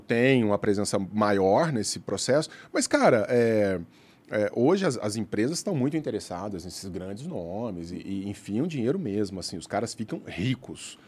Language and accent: Portuguese; Araguari, Minas Gerais, Brazil; also born or lived in Uberlândia; Eu nasci em Araguari, uhum. interior de Minas Gerais. Aí eu fui para Uberlândia